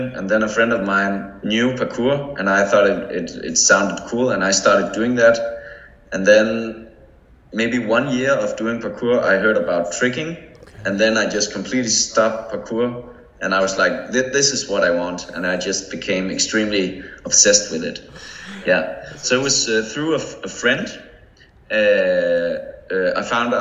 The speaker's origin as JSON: {"language": "English", "country": "Denmark", "tie": "born or raised there", "said": "I had a trampoline in my garden. Like that's common in Denmark"}